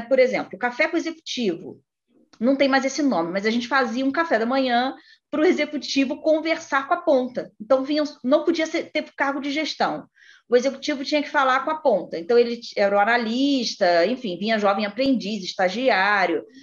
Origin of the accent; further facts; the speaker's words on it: interior of Rio de Janeiro state, Brazil; moved away; Eu sou do interior, do Rio, mas sou do interior. Né? E para eu estudar e trabalhar, eu tive que sair da cidade dos meus pais e para o Rio de Janeiro